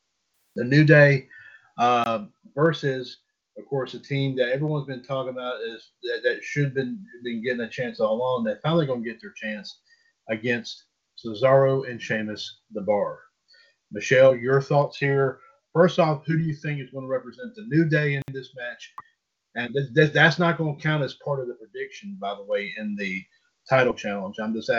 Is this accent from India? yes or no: no; Switzerland; I was born in Switzerland and raised in Switzerland.